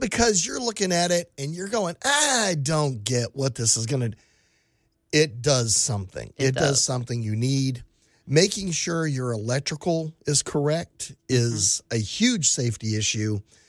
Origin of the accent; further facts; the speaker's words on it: Texas, United States; I grew up in South Texas. We had hurricanes. I moved to, guess what? West Texas.